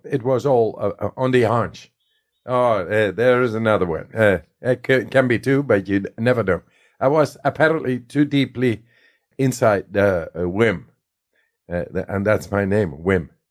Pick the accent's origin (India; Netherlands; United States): Netherlands; I come from the Netherlands